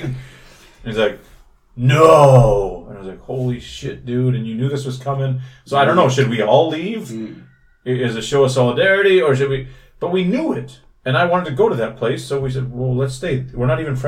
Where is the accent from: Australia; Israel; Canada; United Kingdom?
Canada; now in South Korea; I'm Canadian